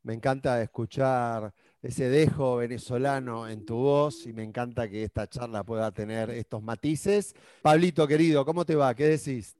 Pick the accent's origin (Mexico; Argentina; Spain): Argentina; moved away as an adult; now in Peru; yo siendo argentino vivo en Perú ya hace poquito más de 10 años